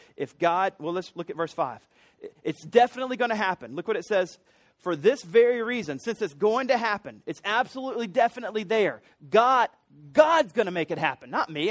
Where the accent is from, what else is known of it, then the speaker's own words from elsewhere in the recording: Columbia, South Carolina, United States; I grew up in Columbia.